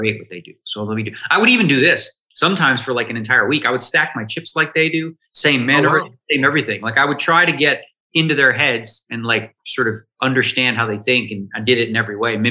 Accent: Toronto, Ontario, Canada; I came from Toronto

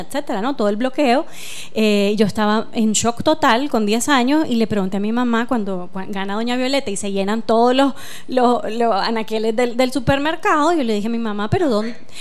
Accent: Nicaragua; todos y todas como, como nicaragüenses vivimos la guerra en esa época

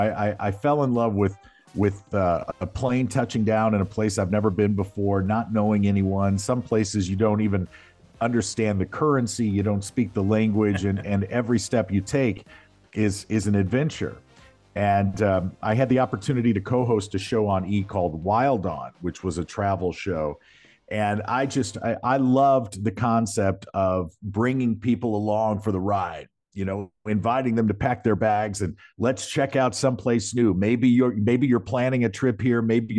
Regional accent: Missouri, United States; I was born and raised right there in South County, you know, right down the street from you. And great place to grow up.

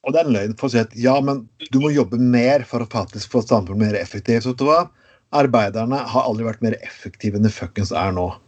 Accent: Grenland, Telemark, Norway; i mitt område, der jeg kommer fra. Grenland.

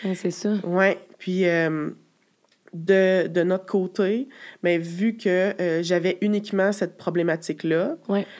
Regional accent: Quebec City, Quebec, Canada; j'ai 32 ans, je viens de Québec

